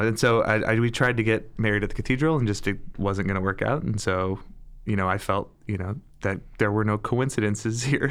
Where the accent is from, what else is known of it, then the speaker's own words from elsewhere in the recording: Detroit, Michigan, United States; moved away as an adult; also born or lived in St. Louis, Missouri / Milwaukee, Wisconsin; So I was born and raised in Metro Detroit.